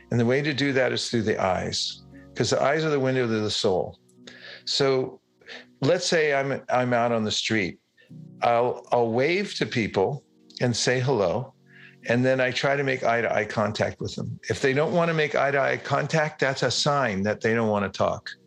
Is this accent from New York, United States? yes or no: no; California, United States; Uh, I first announce myself and say, I'm from California.